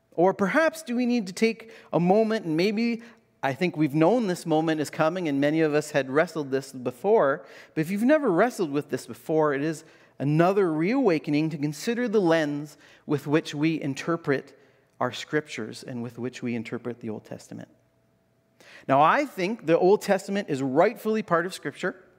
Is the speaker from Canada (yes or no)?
yes; Canada